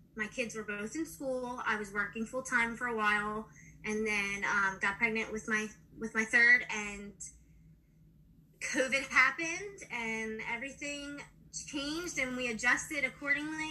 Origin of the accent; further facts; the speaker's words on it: New Jersey, United States; I'm from New Jersey